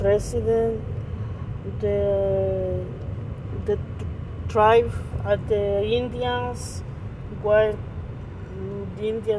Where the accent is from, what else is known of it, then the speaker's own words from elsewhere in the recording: El Salvador; English is a second language; moved away as an adult; now in California, United States; I'm from El Salvador. … And I came from El Salvador to United States.